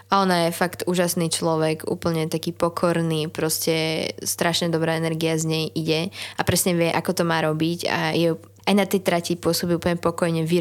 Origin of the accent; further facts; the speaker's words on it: Šenkvice, Bratislava Region, Slovakia; ale našťastie ja som zo Šenkovic, kde je BMX hala, čo je podobné pamtrku, takže ja trénujem tam väčšinu času